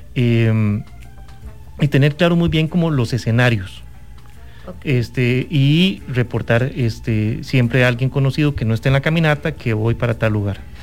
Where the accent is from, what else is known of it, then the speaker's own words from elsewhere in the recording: Costa Rica; nuestro país es un país, e, es hermoso y es un país de extremos